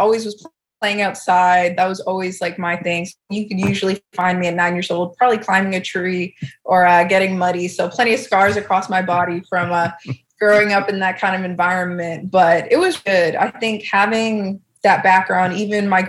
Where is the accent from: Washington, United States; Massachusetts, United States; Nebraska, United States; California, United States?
Massachusetts, United States; South Shore; I'm actually from a small town in Massachusetts, so on the South Shore